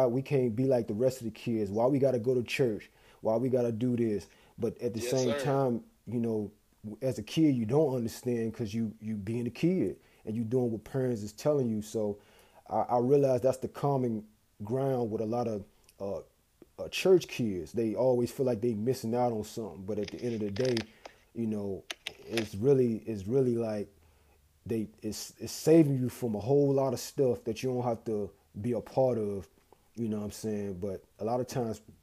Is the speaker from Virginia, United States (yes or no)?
yes; Newport News, Virginia, United States; moved away; We from the same hometown